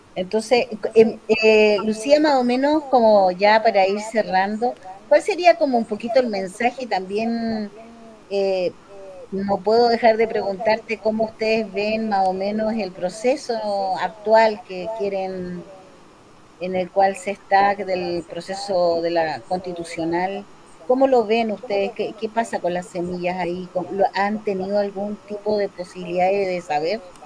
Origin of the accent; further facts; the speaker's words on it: Chile; como chilenos